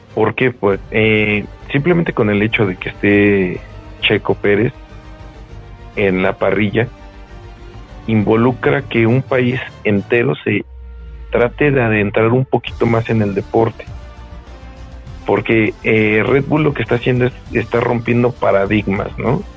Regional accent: Mexico City, Mexico; somos mexicanos, de Guadalajara no, Ciudad de México

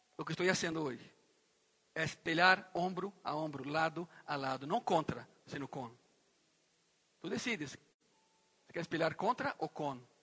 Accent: Goiânia, Goiás, Brazil; Eu cresci em uma cidade em Brasil, que é a capital de um estado ganadero

